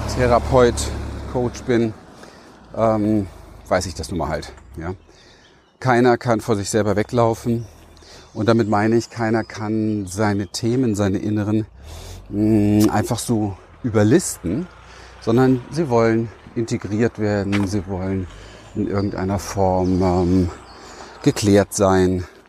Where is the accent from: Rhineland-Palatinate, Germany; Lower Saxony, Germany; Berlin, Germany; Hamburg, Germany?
Berlin, Germany; ich bin äh, ein Berliner Wedding-Hinterhofskind